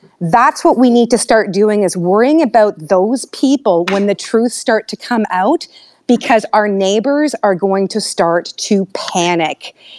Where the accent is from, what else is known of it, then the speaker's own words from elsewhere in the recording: Canada; I'm from Canada.